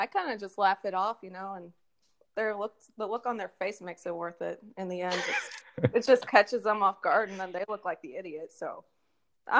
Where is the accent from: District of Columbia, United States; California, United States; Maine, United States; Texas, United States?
Texas, United States; near Houston; I grew up near Houston